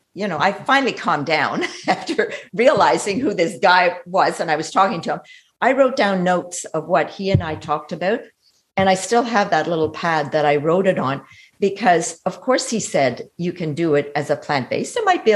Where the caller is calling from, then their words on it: Canada; well, Eric, I'm calling you from Canada, and I just heard your masterclass